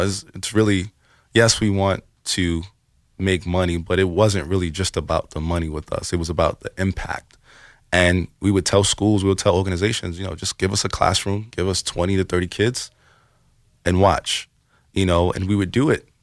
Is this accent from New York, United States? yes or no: yes; New York City, New York, United States; we're from the Bronx